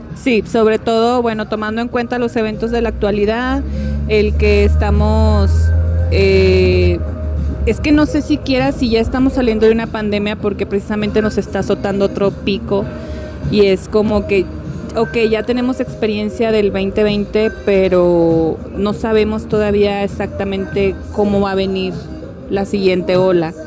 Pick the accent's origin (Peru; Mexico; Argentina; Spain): Mexico